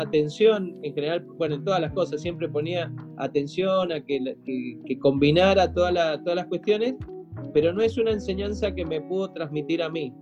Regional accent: Mendoza, Argentina; also born or lived in Buenos Aires; yo me crié prácticamente en Mendoza

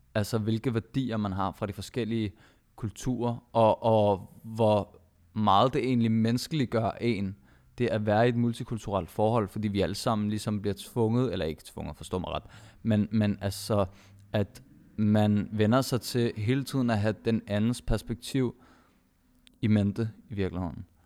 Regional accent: Denmark; jeg har selv palæstinensiske rødder, og min kone har filippinske rødder, vi begge to er født og opvokset i Danmark

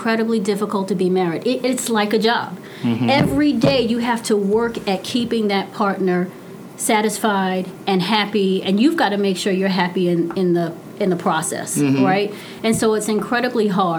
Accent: New York City, New York, United States; I come from Brooklyn. I'm the first to go to college

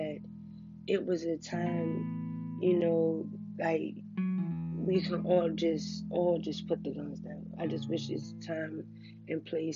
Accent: Washington, District of Columbia, United States; I'm from Washington, D.C., and, you know, where I'm from, it's pretty hard

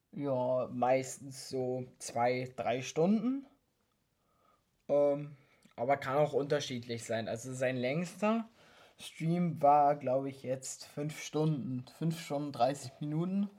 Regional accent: Cottbus, Brandenburg, Germany; wir kommen beide aus Cottbus

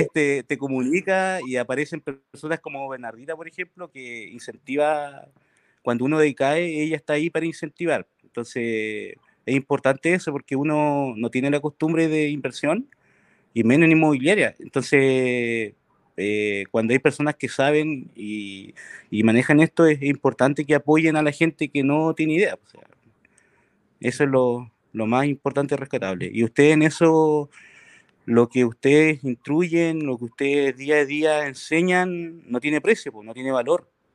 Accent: Chile; Yo soy de Puerto y trabajo en el Rubio salmonero

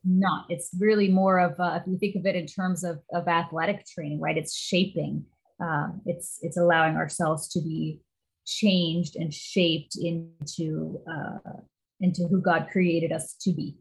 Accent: Midwest, United States; now in Pacific Northwest, United States; I grew up in the Midwest

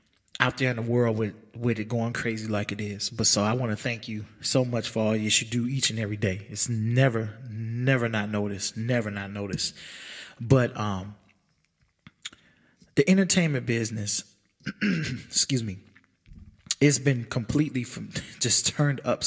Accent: United States; as American people

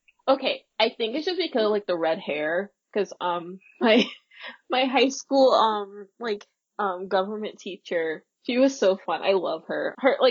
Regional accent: United States; We're American, by the way, if you haven't noticed.

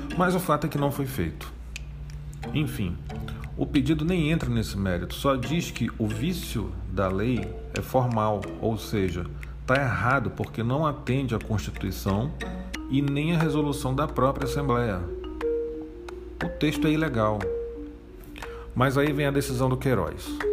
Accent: Amazonas, Brazil; eu sou amazonense.

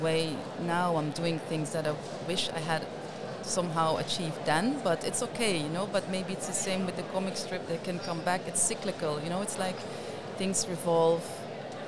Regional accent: Limburg, Netherlands; I grew up in Limburg, in the south, and of course in the 70s

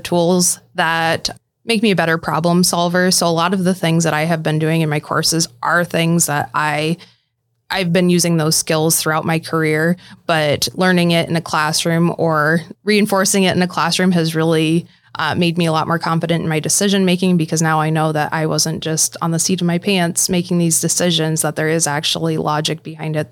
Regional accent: Lawton, Iowa, United States; moved away as an adult; also born or lived in Sioux City, Iowa; now in Omaha, United States; It was back in my hometown of Lawton, Iowa. I ended up staying in the same town that I grew up in for a long period of time

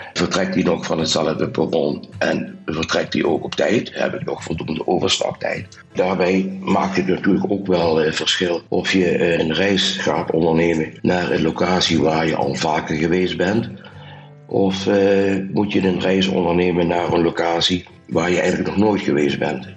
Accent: Limburg, Netherlands; accent: soft G; Maar jullie hadden er al mijn zachte G al gehoord. Eh. Ik kom uit Limburg

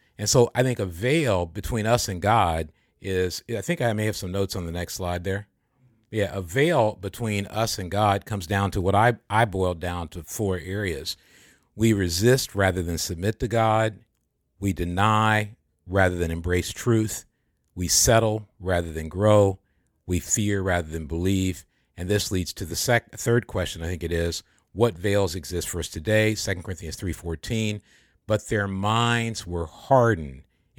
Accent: Michigan, United States; Like I growing up in Michigan, we got the, you know, you got the big baked potato right next to the sirloin steak.

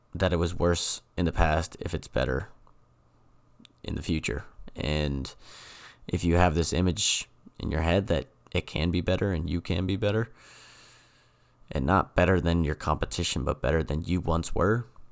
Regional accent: New England, United States; I'm from New England

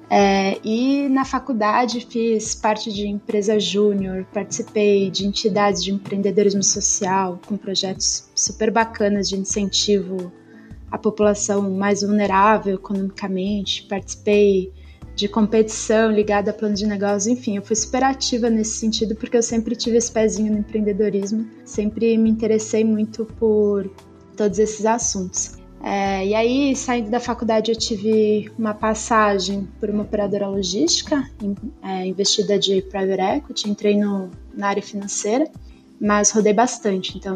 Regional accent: Erechim, Rio Grande do Sul, Brazil; moved away as an adult; now in São Paulo, Brazil; eu sou gaúcha, sou nascida e criada em Erechim, no interior do Rio Grande do Sul. Eu moro em São Paulo desde 2019, quando eu, eu vim fazer faculdade.

